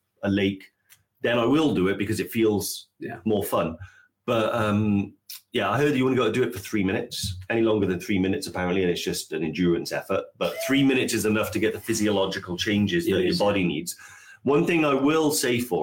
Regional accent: Wales, United Kingdom; I'm an embarrassment to Wales

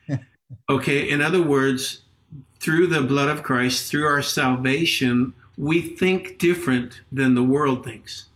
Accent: Los Angeles, California, United States; moved away as an adult; now in Peru; I grew up in Los Angeles

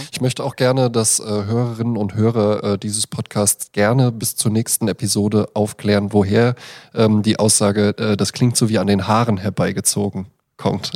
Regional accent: near Braunfels, Hesse, Germany; accent: Hessian; Ich bin ja auch ähm, in der Nähe von Braunfels aufgewachsen

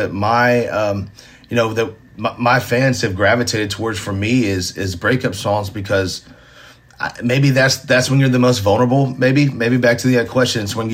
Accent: Nashville, Tennessee, United States; Being born and raised in Nashville, going to Ryman shows

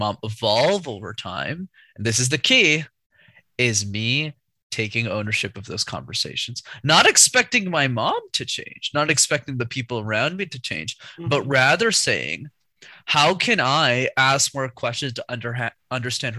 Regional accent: Canada; My parents immigrated, and then I was born in Canada

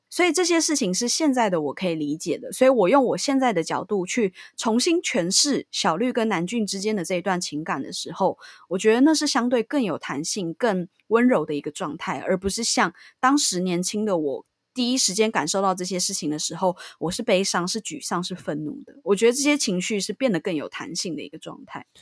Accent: Taipei, Taiwan; 我当初单纯就是因为我就是在这附近长大的

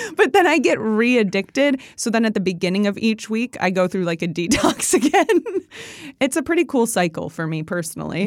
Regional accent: Chicago, Illinois, United States; also born or lived in Indiana; growing up in the Chicago area, yeah, we play cornhole

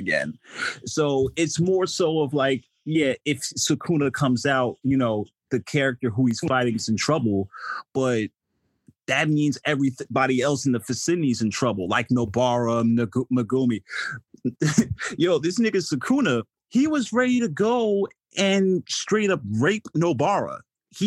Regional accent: New Jersey, United States; I'm from New Jersey

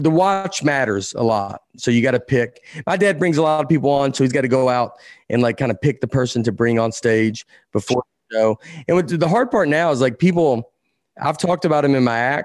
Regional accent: the South, Tennessee, United States; I grew up watching in the South. College football was enormous, more than the NFL. And then we got the Titans in Tennessee

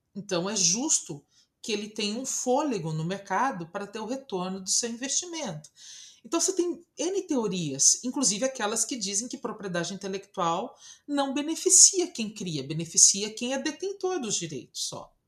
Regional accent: Brazil; eu sou brasileira

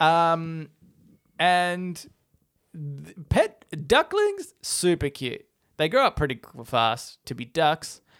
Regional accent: Australia

